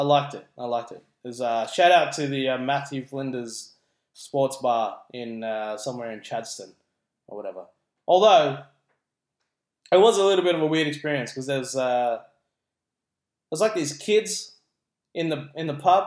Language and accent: English; Philippines; now in Australia; as a Filipino